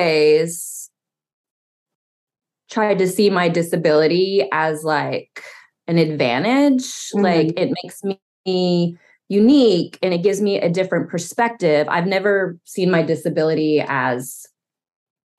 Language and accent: English; Knoxville, Tennessee, United States; I grew up right outside of Knoxville, Tennessee